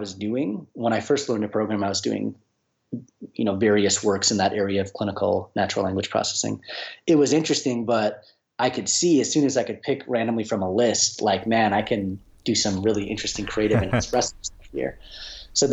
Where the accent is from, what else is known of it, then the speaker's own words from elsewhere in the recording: Minneapolis, Minnesota, United States; I'm from the Minneapolis area, Minnesota